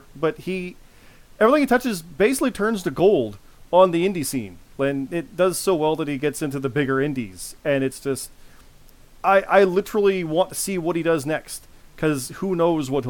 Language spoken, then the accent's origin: English; Canada; I'm Canadian